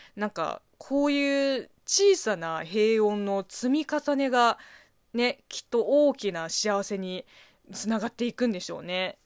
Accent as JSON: {"language": "Japanese", "country": "China", "tie": "born or raised there", "moved": "yes", "said": "中国生まれ、中国育ちの私"}